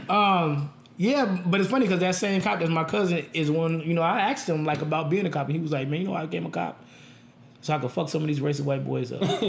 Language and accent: English; Las Vegas, Nevada, United States; I'm born and raised in Vegas. I've never lived anywhere else